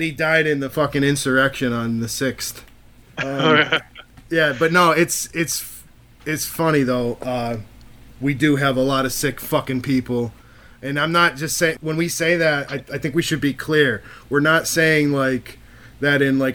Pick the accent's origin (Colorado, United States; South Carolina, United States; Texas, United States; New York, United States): New York, United States; Rochester; now in Charlotte, United States; I'm from Rochester, New York